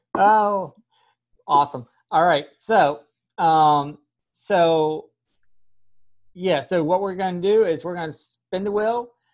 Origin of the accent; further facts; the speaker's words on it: Pennsylvania, United States; now in the South, United States; I grew up in Pennsylvania and moving down south, I'm officially allowed to say y'all